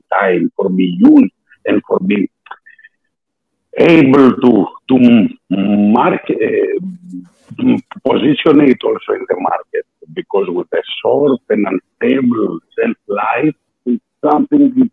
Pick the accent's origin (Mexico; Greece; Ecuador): Greece; English is a second language; my accent, because I'm Greek, and a little bit my status of English, because I'm more natural Italian and Spanish speaker.